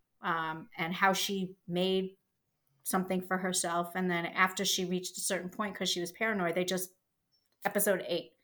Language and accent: English; Scotland, United Kingdom; I'm Scottish